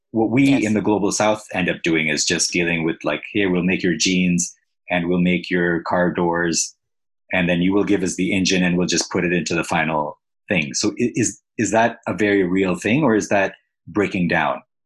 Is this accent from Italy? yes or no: no; Pakistan; now in Canada; I'm from Pakistan, but now I'm in Canada.